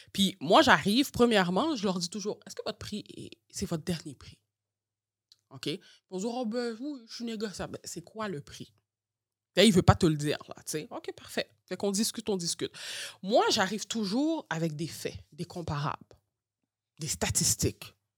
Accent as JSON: {"language": "French", "town": "Montreal", "region": "Quebec", "country": "Canada", "tie": "born or raised there", "said": "j'ai grandi à Montréal-Nord"}